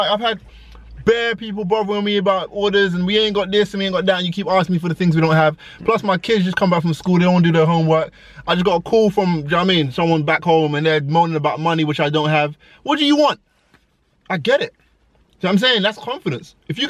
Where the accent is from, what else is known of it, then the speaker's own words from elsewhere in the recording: Ghana; Yeah, so I'm Ghanaian, and in my culture anyway, we make fufu.